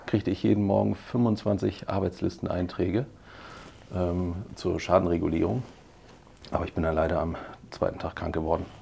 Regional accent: Heidelberg, Baden-Württemberg, Germany; now in Hamburg, Germany; Ich bin äh, aber tatsächlich in Heidelberg geboren

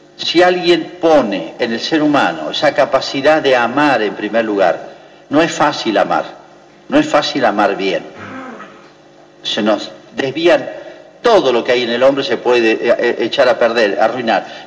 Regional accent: Argentina; el día que nos muramos dejamos de ser argentinos

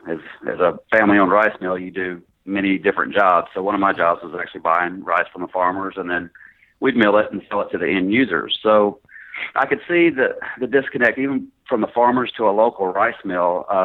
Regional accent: Greenville, Mississippi, United States; moved away as an adult; also born or lived in Paragould, Arkansas / San Antonio, Texas / Little Rock, Arkansas; So I actually grew up in Greenville, graduated high school, and went to college there in Mississippi. And then moved to San Antonio for a little while, and then moved back to Little Rock.

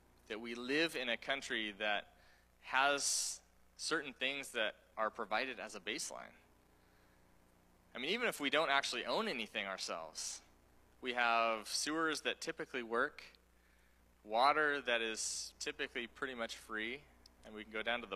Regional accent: Oregon, United States; also born or lived in Taiwan; someone who grew up here in, you know, born and raised in Oregon

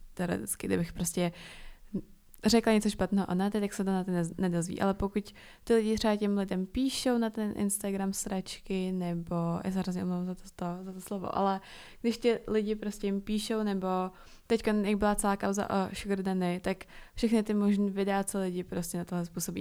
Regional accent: Czechia; jsem se narodila tady

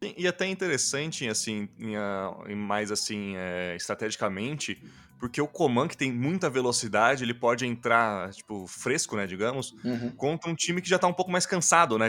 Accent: Brazil; a gente, como brasileiro

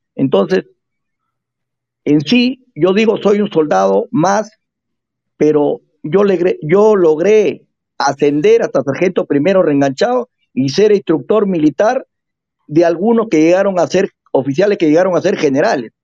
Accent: Peru; nosotros somos del Perú profundo

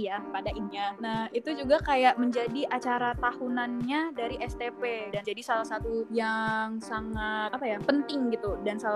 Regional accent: Medan, North Sumatra, Indonesia; now in Bandung, Indonesia; di Bandung gue anak Medan kayak panas banget di sini

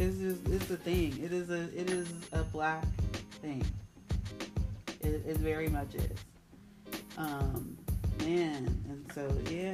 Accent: Indianapolis, Indiana, United States; one of those dancers is actually from my hometown

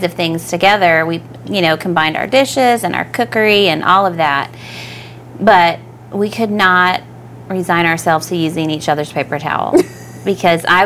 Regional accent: Oklahoma, United States; moved away; we grew up in Oklahoma

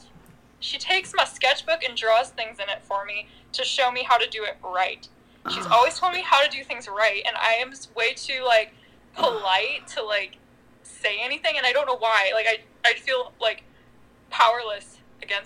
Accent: Clovis, California, United States; moved away as an adult; now in Fresno, United States; growing up in Clovis

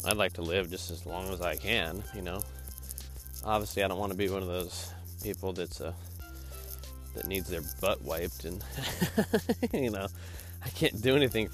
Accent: the South, United States; moved away; I'm not from the South anymore

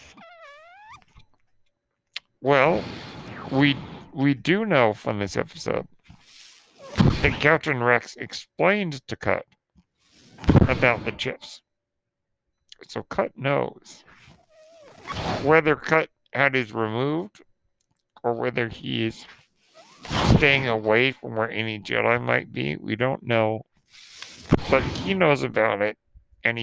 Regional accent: New Zealand; accent: Kiwi; my terrible Kiwi accent

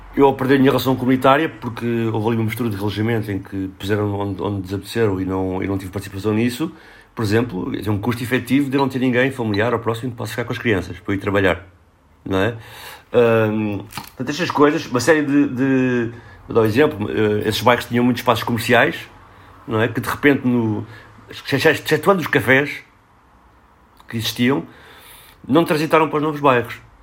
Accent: Lisbon, Portugal; eu cresci aqui em Lisboa e trabalho na área metropolitana

